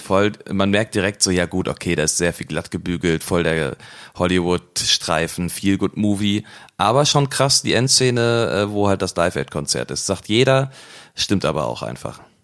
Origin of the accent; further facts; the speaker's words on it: Cologne, North Rhine-Westphalia, Germany; wir als, äh, Kölner